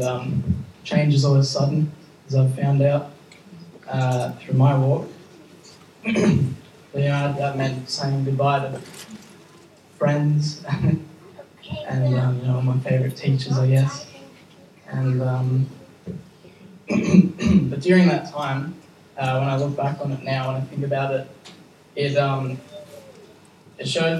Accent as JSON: {"language": "English", "town": "Campbelltown", "region": "New South Wales", "country": "Australia", "also_born_or_lived": "Buxton", "moved": "as an adult", "lives_now": "Thirlmere, Australia", "said": "I come originally from Campbelltown area, and now just recently Thelmere area"}